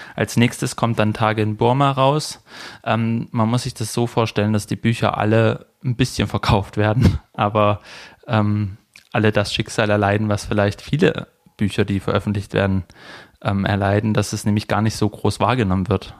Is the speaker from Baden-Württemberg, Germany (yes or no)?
yes; Leinbach / Neckar area, Baden-Württemberg, Germany; born or raised there